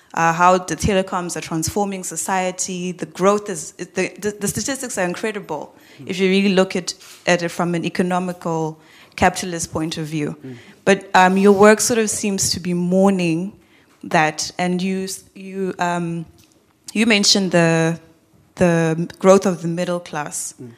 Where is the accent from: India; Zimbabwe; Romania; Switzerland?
Zimbabwe; okay, I'm from Zimbabwe, so economically we look up to you guys.